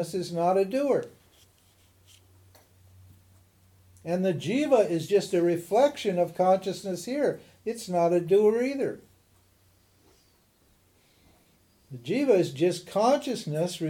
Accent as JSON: {"language": "English", "town": "Butte", "region": "Montana", "country": "United States", "tie": "born or raised there", "also_born_or_lived": "Missoula, Montana", "said": "I was born in Missoula, in Butte, Montana, in 1941"}